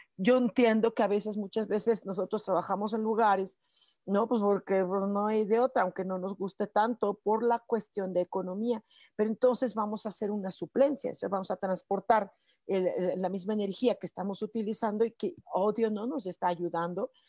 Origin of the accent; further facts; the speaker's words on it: Mexico; como decimos mexicanos